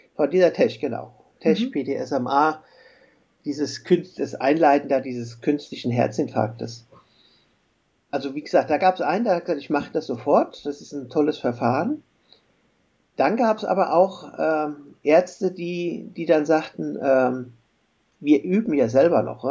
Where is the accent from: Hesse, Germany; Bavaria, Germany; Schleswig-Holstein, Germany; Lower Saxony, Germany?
Hesse, Germany; Frankfurt; ich komme ja hier aus Frankfurt